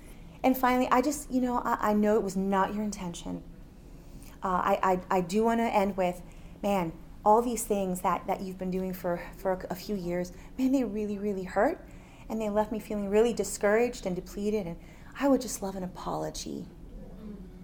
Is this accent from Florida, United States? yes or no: yes; Miami, Florida, United States; we're both from Miami